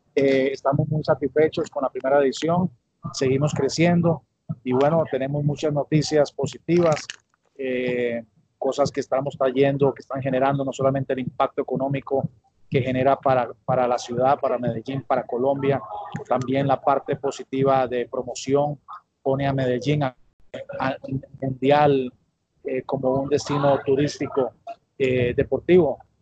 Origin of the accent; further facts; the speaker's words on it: Alajuela, Costa Rica; Yo soy de la capital del mundo, abuela Costa Rica